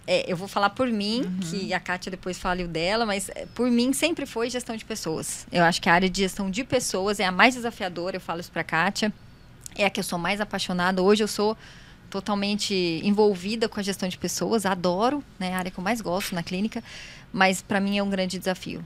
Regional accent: São José dos Campos, São Paulo, Brazil; moved away as an adult; São José é minha cidade natal, eu nasci aqui.

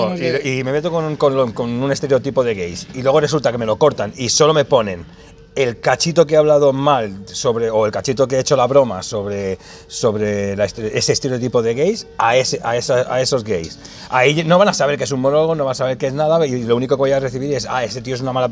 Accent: Barcelona, Catalonia, Spain; Yo soy de Barcelona, por si alguien no lo sabía.

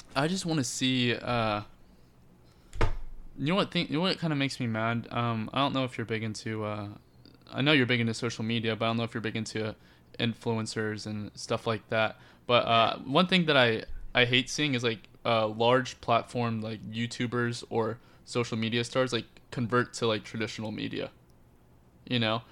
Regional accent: Lake Mary, Florida, United States; growing up in Lake Mary

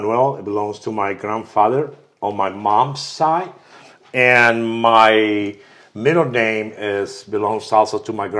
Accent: Lima, Peru; now in Austin, United States; I'm originally from Lima, Peru.

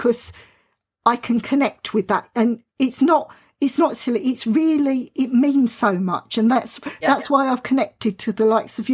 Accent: Southern England, United Kingdom; accent: Southern England; I've got a British accent. I've got a Southern England accent, which some people think it's London, but it was a bit further down

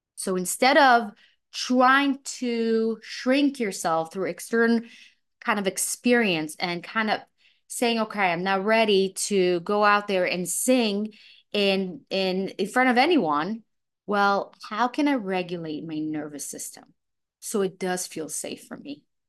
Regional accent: Israel; also born or lived in Belarus; now in New York City, United States; I was born in Belarus, I was raised in Israel.

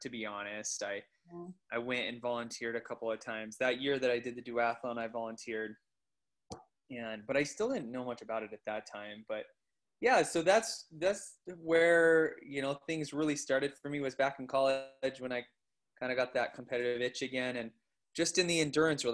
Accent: Coeur d'Alene, Idaho, United States; I grew up in the Coeur d'Alene area. I went to Coeur d'Alene High School

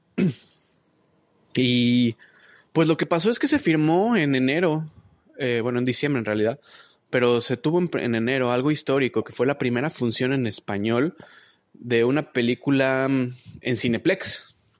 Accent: Mexico; now in Toronto, Canada; mis mexicanos, desde México, a mis mexicanos desde acá de Toronto

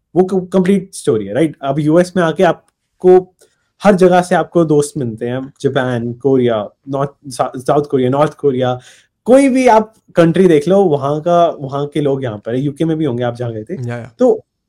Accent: Punjab, India; मैं पंजाब से हूँ

